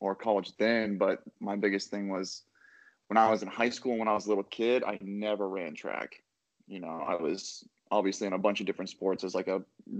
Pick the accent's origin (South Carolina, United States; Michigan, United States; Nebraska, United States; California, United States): Nebraska, United States; Oakland; now in Arnold, United States; I am originally from Oakland, Nebraska. I went to high school at Oakland Craig and Tecamer Herman. My first couple of years, I went to Tecamer Herman. Second half, I went back to my hometown in Oakland.